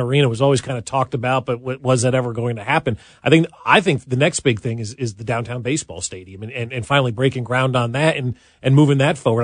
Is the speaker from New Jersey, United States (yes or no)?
yes; New Jersey, United States; also born or lived in Saint Louis; now in Kansas City, United States; I grew up in New Jersey